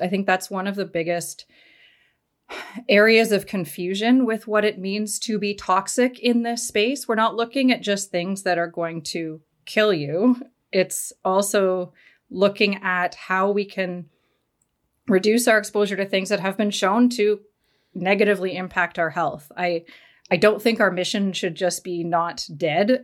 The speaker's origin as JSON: {"language": "English", "country": "Canada", "said": "I'm from Canada."}